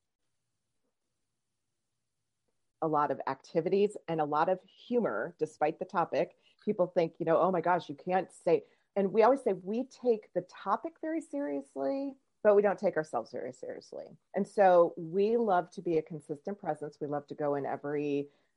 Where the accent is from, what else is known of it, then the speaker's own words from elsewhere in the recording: Omaha, Nebraska, United States; I'm from Omaha, Nebraska. That's where I live